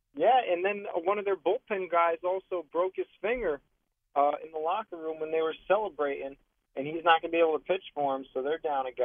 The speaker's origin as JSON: {"language": "English", "region": "Connecticut", "country": "United States", "said": "I'm from Connecticut, but I'm over here in Hunts Point in the Bronx working."}